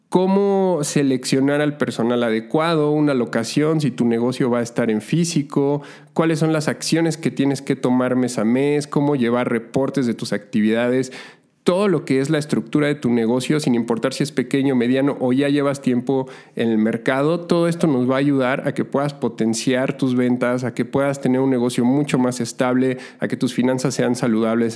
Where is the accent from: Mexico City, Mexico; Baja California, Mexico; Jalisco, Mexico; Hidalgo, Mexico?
Mexico City, Mexico; moved away as an adult; also born or lived in Montreal, Canada; la Ciudad de México, de donde soy originario